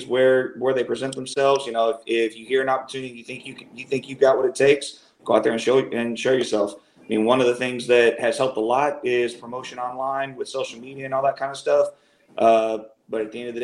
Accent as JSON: {"language": "English", "town": "Houston", "region": "Texas", "country": "United States", "tie": "born or raised there", "moved": "as an adult", "lives_now": "Dallas, United States", "said": "I'm originally from the Houston area. Been here in the Dallas area ever since about 2010"}